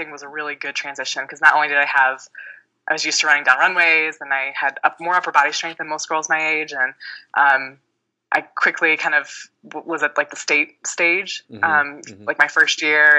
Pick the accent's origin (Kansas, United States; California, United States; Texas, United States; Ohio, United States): Ohio, United States; Cincinnati; moved away; I grew up in Cincinnati, Ohio